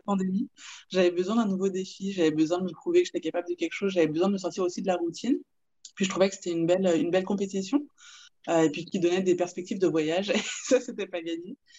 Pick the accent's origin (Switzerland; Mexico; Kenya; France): France; moved away as an adult; now in Quebec, Canada; je suis française et puis je vis au Québec depuis 5 ans